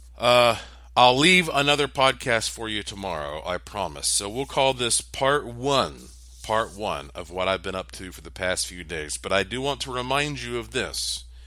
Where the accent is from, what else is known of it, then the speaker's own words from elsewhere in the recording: East Coast, United States; I grew up on the East Coast